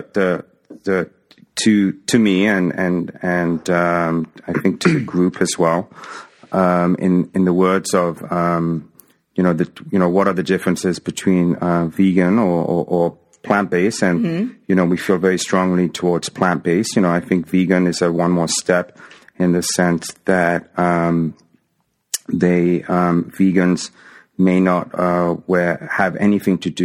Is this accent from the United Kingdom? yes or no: yes; England, United Kingdom; moved away as an adult; now in Toronto, Canada; I grew up in England, but originally my parents were from a small island in the Indian Ocean called Mauritius.